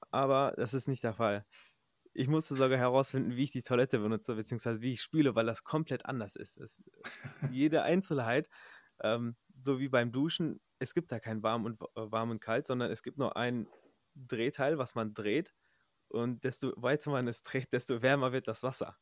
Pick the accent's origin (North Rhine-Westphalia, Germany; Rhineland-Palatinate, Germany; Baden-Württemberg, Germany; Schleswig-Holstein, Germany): North Rhine-Westphalia, Germany; Recklinghausen; moved away as an adult; now in United States; ich komme ja ursprünglich aus Recklinghausen, aus der Nähe von äh, NRW